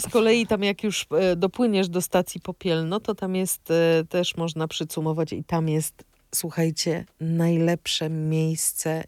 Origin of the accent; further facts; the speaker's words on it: Opole Voivodeship, Poland; ja jestem z Opolszczyzny